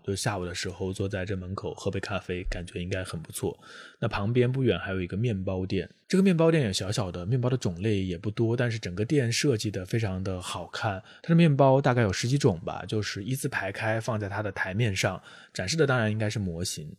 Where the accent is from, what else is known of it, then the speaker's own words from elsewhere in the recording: Jiangxi, China; 作为一个南方人，我虽然老家在江西是会下雪的，但是确实没有见过这么多的雪